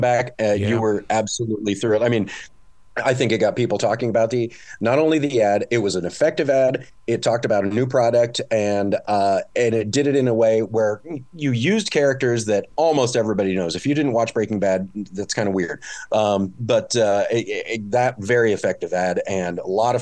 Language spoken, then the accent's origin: English; California, United States; moved away; I'm originally from California